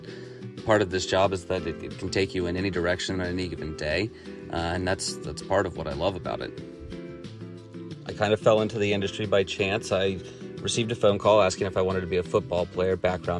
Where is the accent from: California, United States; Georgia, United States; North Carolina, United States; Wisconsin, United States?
Georgia, United States; Atlanta; I was born and raised in Atlanta, Georgia, and currently live in Eastlake